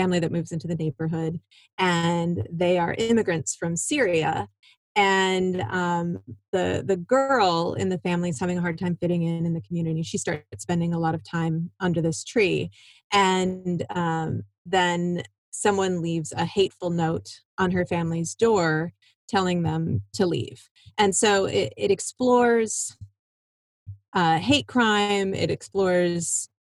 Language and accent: English; Iowa, United States; moved away as an adult; also born or lived in Michigan; I grew up in Iowa